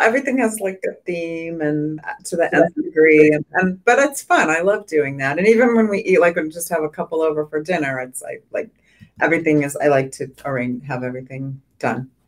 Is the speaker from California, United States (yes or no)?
yes; San Diego, California, United States; Growing up in San Diego, we spent a lot of time in the Coachella Valley.